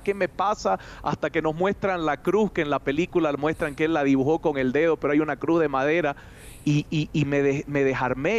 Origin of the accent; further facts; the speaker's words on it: Santa Cruz de la Sierra, Santa Cruz, Bolivia; moved away as an adult; also born or lived in Cusco, Peru; now in Cochabamba, Bolivia; Bolivia, Santa Cruz, donde yo nací, es una ciudad que todavía se respeta los templos